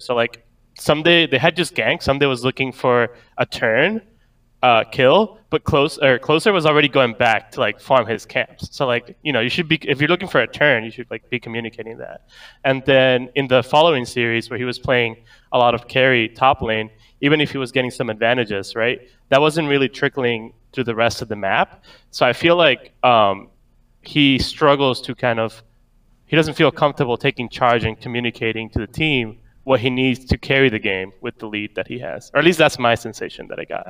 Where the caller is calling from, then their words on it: New York, United States; I'm calling from New York, New York